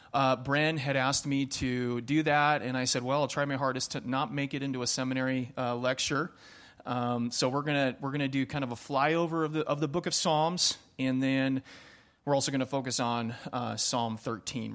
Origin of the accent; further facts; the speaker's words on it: Pacific Northwest, United States; moved away; I grew up in the Pacific Northwest, um, the true Pacific Northwest. So, Seattle, Portland, over on that side of the mountains